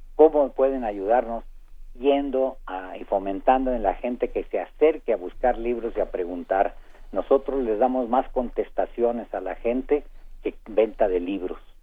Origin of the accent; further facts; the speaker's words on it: Saltillo, Coahuila, Mexico; now in Mexico City, Mexico; la formación eh, que se me dio de pequeño en casa de unos tíos en Saltillo, Coahuila, donde aprendí a leer